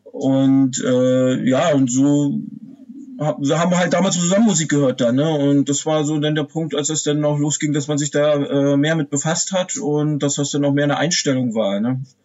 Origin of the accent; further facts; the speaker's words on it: Pomerania, Usedom, Mecklenburg-Vorpommern, Germany; also born or lived in Wolgast area; ich komme ja hier, wie du schon erwähnt hast, aus dem Nordosten von Deutschland, also genau gesagt aus Pommern